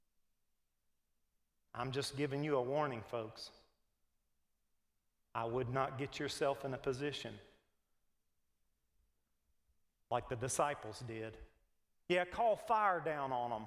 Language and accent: English; United States; We're Americans. We're just as American as any liberal.